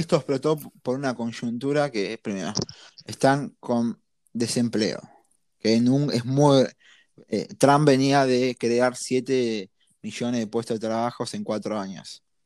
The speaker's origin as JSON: {"language": "Spanish", "country": "Argentina", "said": "siendo argentino"}